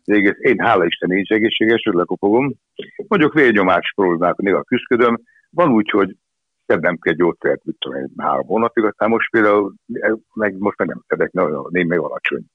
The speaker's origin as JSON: {"language": "Hungarian", "region": "Budapest", "country": "Hungary", "tie": "born or raised there", "also_born_or_lived": "Esztergom", "said": "Akkor én egy kőbányai gyerek vagyok, kőbányai születtem, és ott is éltem 20 évig, 21 éves koromig"}